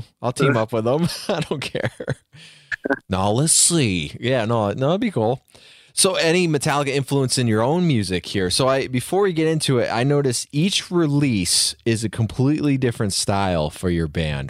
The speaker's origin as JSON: {"language": "English", "town": "Queensbury", "region": "New York", "country": "United States", "said": "I'm from Queensbury, but Glens Falls is literally right there."}